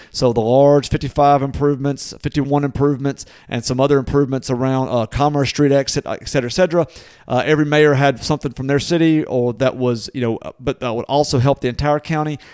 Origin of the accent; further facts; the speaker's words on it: Natchez, Mississippi, United States; there's one in my hometown called the Corner Bar